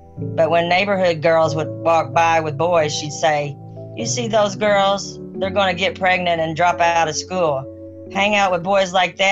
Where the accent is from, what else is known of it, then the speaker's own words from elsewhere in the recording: Charleston, Missouri, United States; I grew up in Charleston, Missouri, a rural farming town in southeast Missouri